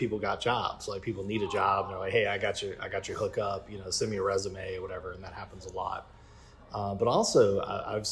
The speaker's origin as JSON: {"language": "English", "region": "Louisiana", "country": "United States", "tie": "born or raised there", "moved": "yes", "lives_now": "Leesburg, United States", "said": "I grew up in Louisiana"}